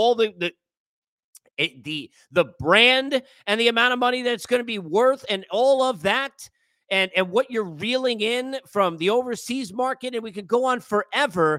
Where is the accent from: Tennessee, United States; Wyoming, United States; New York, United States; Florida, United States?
New York, United States; also born or lived in Los Angeles; I'm a New Yorker. Now, I've lived in L.A. I lived there for 3 years, but I'm a New Yorker